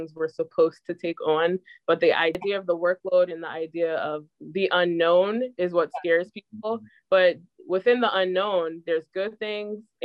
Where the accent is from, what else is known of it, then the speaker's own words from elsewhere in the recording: New Jersey, United States; I'm from New Jersey